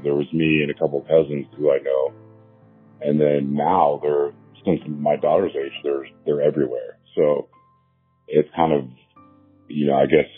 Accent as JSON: {"language": "English", "town": "Canton", "country": "United States", "tie": "born or raised there", "said": "We grew up in Canton"}